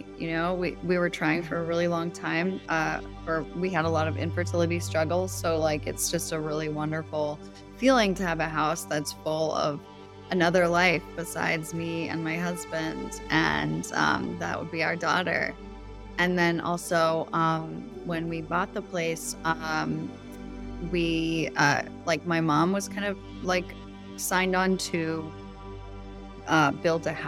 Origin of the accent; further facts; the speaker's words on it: South Shore, Massachusetts, United States; also born or lived in Maine; now in San Diego, United States; I grew up in Massachusetts, South Shore, Massachusetts, near Cape Cod, on a cranberry farm.